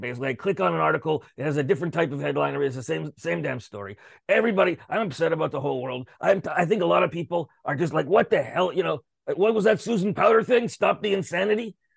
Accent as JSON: {"language": "English", "country": "Canada", "said": "I'm a Canadian, Canadian show business."}